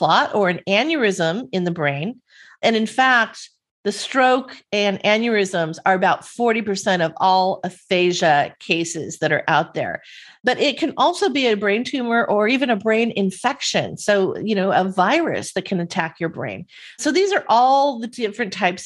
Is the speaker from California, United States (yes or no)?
yes; Southern California, United States; I grew up in Southern California and this is Beach Boys culture out here